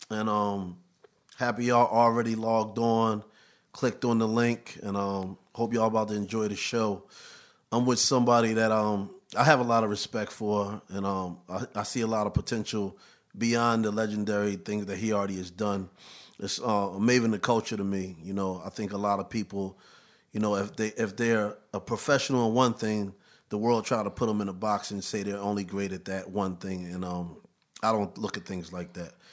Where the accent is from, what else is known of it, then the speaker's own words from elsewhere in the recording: New York City, New York, United States; I mean, growing up in Harlem for me was fun.